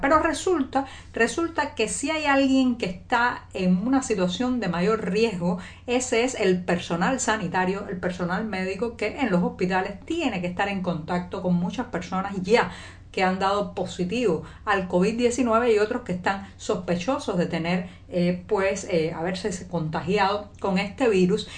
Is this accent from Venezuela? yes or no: no; Cuba; cubana, periodista, ciudadana